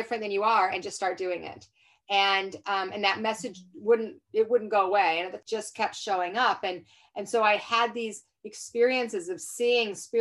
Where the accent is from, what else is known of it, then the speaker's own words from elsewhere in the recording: Salt Lake City, Utah, United States; I was raised in Salt Lake City, Utah.